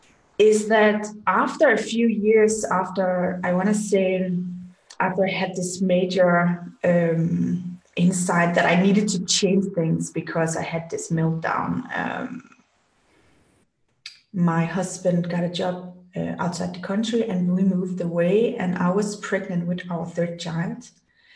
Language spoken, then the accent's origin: English; Denmark; moved away as an adult; now in Germany; I'm born and raised in Denmark, like cold Scandinavia.